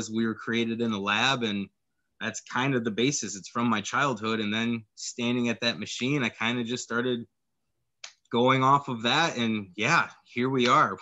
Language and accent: English; West Michigan, United States; my childhood and growing up in West Michigan.